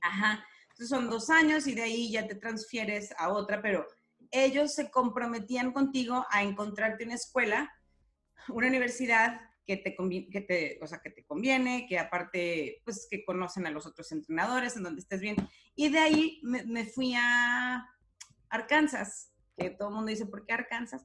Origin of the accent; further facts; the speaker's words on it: Guadalajara, Jalisco, Mexico; moved away as an adult; also born or lived in Laredo / Sacramento; now in San Diego, United States; nací en Guadalajara y ahí crecí hasta los que 18 años más o menos